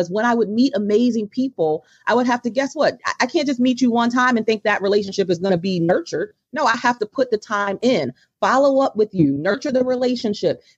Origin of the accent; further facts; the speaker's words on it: Baltimore, Maryland, United States; my hometown of Baltimore